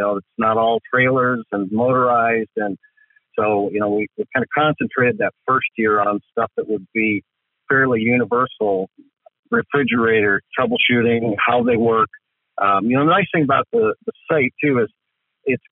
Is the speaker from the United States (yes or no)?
yes; Midwest, United States; I grew up in the Midwest